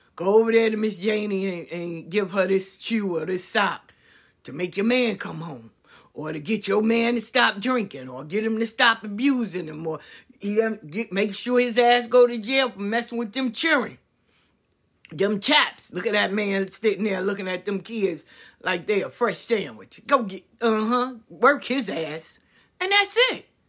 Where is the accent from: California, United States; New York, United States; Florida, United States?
New York, United States; moved away as an adult; also born or lived in Atlanta; I grew up in New York. I stayed in Atlanta for twenty years.